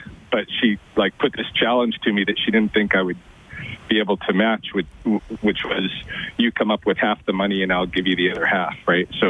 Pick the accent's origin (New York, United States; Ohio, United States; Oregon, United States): Oregon, United States; moved away as an adult; also born or lived in Louisiana / Boston, Massachusetts; now in Lethbridge, Canada; I grew up in Oregon